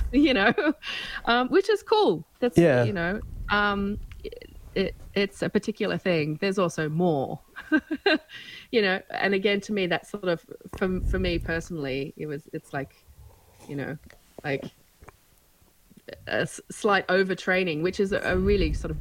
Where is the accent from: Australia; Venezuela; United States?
Australia; moved away as an adult; also born or lived in Melbourne; I've lived away from Australia for 17 years, I'm back here